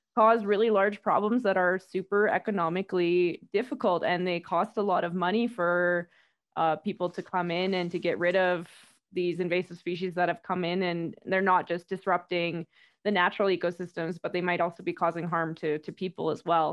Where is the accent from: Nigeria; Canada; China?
Canada; Whitehorse, Yukon; moved away as an adult; also born or lived in Calgary, Canada; now in Quito, Ecuador; I am from, originally from White Horse, Yukon, pretty far north